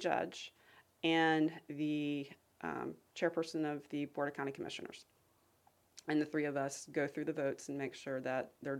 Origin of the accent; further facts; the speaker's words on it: Lakeland, Florida, United States; also born or lived in Asheville, North Carolina / Charlotte, North Carolina; I grew up in Lakeland